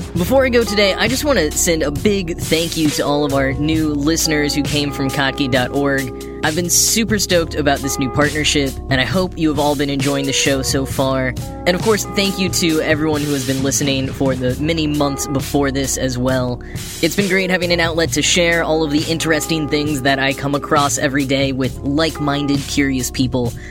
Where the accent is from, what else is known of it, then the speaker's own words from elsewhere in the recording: Grapevine, Texas, United States; moved away; also born or lived in New York; I grew up in a town called Grapevine, Texas